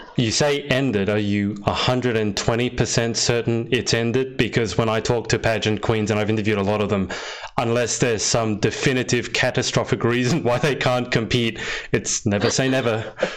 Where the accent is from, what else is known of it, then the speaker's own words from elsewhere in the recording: Australia; I'm from Australia